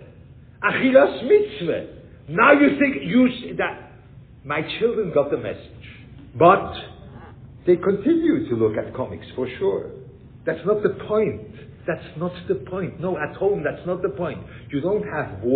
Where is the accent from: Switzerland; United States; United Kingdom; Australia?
Switzerland; I grew up in Switzerland